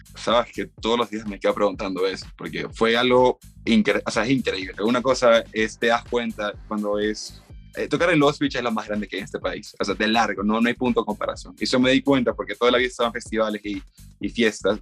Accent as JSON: {"language": "Spanish", "town": "Guayaquil", "region": "Guayas", "country": "Ecuador", "moved": "as an adult", "lives_now": "Cuenca, Ecuador", "said": "yo soy de Guayaquil, eh, vivo en Cuenca hace unos cinco años quizás"}